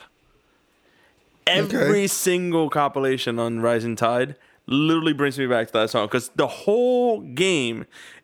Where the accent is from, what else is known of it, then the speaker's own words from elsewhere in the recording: New York, United States; I'm from New York